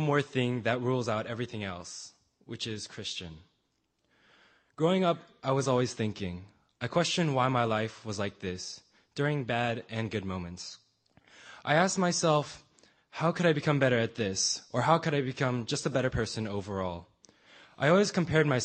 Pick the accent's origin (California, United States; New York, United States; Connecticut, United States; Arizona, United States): California, United States; San Francisco; I was born on October 16, 1995 in San Francisco, California